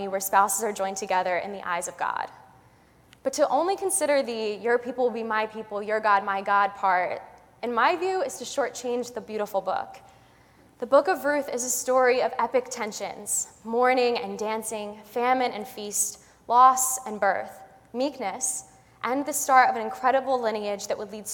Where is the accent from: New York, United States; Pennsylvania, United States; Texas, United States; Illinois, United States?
New York, United States; Westchester; I was from Westchester